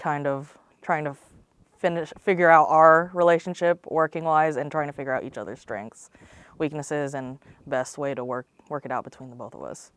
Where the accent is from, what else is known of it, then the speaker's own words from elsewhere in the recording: Lakeland, Florida, United States; I'm from Lakeland, Florida, Central Florida, right between, uh, Tampa and Orlando on I four.